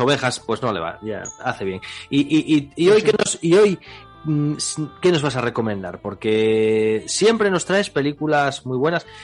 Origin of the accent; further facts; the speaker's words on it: Spain; nosotros que somos españoles